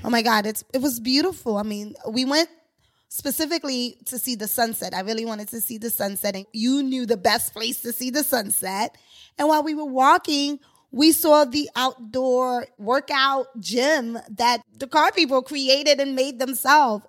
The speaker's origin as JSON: {"language": "English", "country": "Haiti", "moved": "yes", "lives_now": "New York City, United States", "said": "I'm originally from Haiti"}